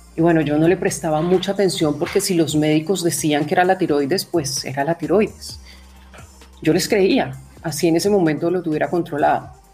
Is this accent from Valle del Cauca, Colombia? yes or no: yes; Cali, Valle del Cauca, Colombia; moved away as an adult; also born or lived in Bogotá; Salí de Cali, mi ciudad, en Colombia, me fui a la capital.